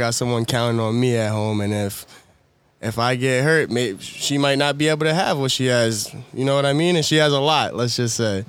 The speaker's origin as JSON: {"language": "English", "town": "Wyandanch", "region": "New York", "country": "United States", "tie": "born or raised there", "moved": "yes", "lives_now": "Queens, United States", "said": "I'm originally from Wyandanche, New York. I went to Wyandanche Elementary School. I think it was called La Francis Hardeman. And then I went to Upper Room with my brothers and my sister from fourth grade up until ninth grade."}